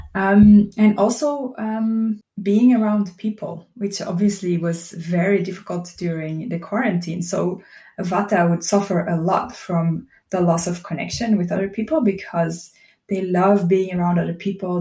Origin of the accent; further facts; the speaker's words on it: Belgium; moved away as an adult; now in Portugal; I'm originally from Belgium and I moved to Portugal about three years ago